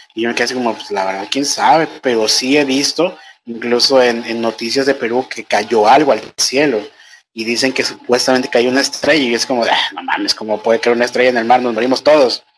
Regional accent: Nayarit, Mexico; moved away as an adult; now in Ecuador; Yo soy mexicano, no soy ecuatoriano

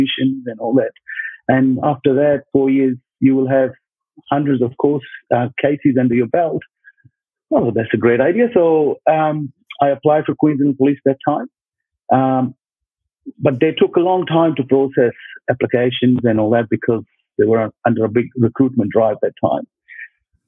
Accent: Punjab, India; moved away as an adult; also born or lived in Dharamshala, Himachal Pradesh, India; now in Brisbane, Australia; I grew up in Punjab in India side.

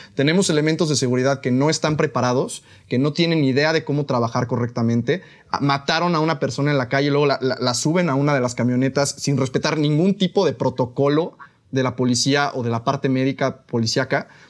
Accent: Mexico; aquí como mexicanos

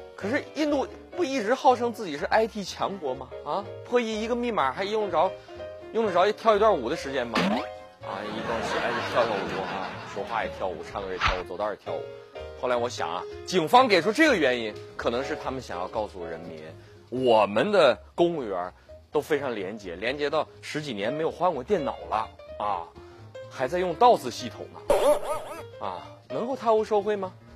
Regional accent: Ji'an, Jilin, China; 我老家是吉林省吉安市的。 靠近鸭绿江，那儿朝鲜族比较多。小的时候呢，家家必备辣白菜

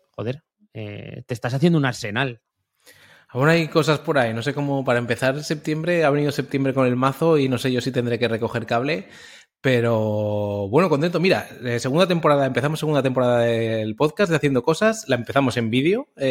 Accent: Zaragoza, Aragon, Spain; now in Valencia, Spain; soy de Zaragoza como Guillermo, aunque vivo en Valencia

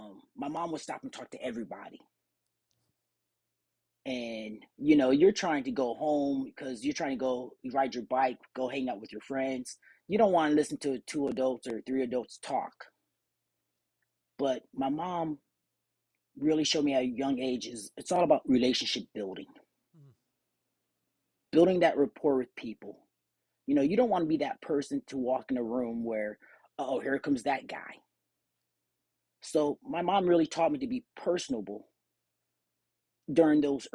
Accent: California, United States; growing up in California

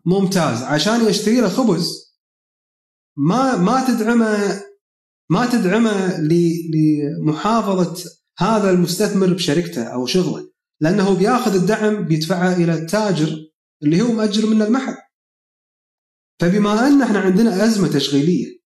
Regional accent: Kuwait; عندنا بالكويت

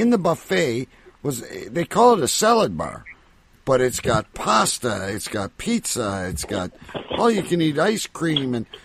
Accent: Canada; I'm from Canada, by the way

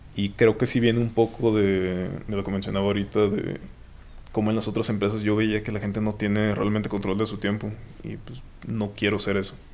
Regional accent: Los Mochis, Sinaloa, Mexico; moved away as an adult; now in Guadalajara, Mexico; soy de soy de Los Mochis, Sinaloa. Eh, estudié ahí hasta, hasta la prepa, hasta que tuve 18 años

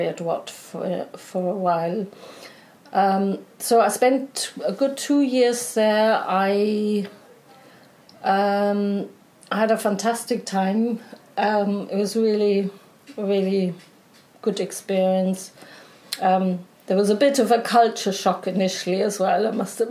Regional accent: Munich, Bavaria, Germany; English is a second language; moved away as an adult; also born or lived in Edinburgh, United Kingdom; now in London, United Kingdom; I was born in Munich in 1965

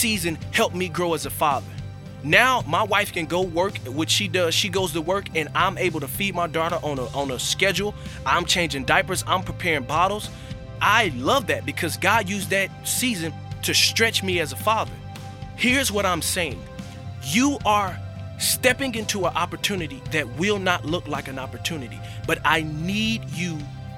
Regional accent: Florida, United States; moved away as an adult; also born or lived in Sarasota, Florida; my hometown in Florida

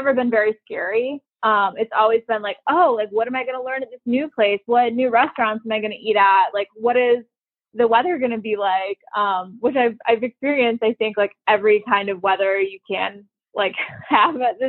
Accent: Michigan, United States; moved away as an adult; also born or lived in North Carolina / Kansas City, Missouri; now in Miami, United States; I grew up in Michigan

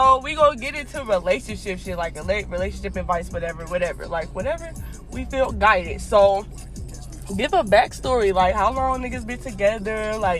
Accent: Ohio, United States; now in Texas, United States

